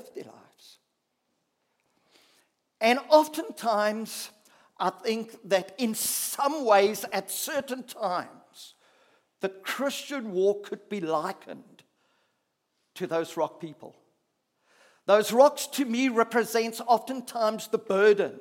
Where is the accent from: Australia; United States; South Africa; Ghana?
South Africa; as a South African person